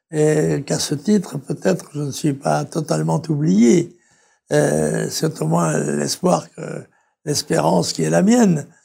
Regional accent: La Trinité-sur-Mer, Brittany, France; comme dit la, devise de mon pays natal, la Trinité-sur-Mer, Arendoir, mour sur terre et sur mer.

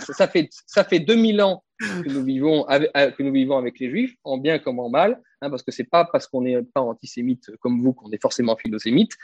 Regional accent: France; en tant que Français identitaire

